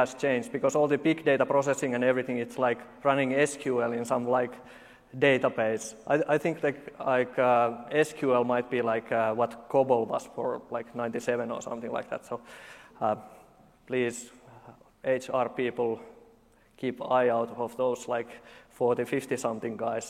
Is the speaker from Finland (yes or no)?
yes; Finland; I'm from Finland, this is how we talk.